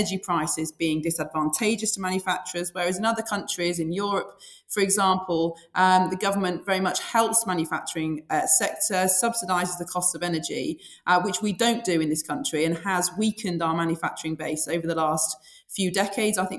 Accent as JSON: {"language": "English", "town": "Sheffield", "region": "Yorkshire and the Humber", "country": "United Kingdom", "tie": "born or raised there", "said": "I've born and bred in Sheffield and lived there all my life"}